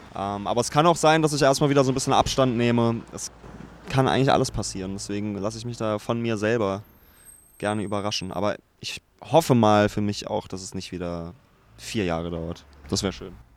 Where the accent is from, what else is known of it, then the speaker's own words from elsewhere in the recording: Braunschweig, Lower Saxony, Germany; now in Berlin, Germany; Braunschweig ist noch die Heimat und ich bin da auch sehr gerne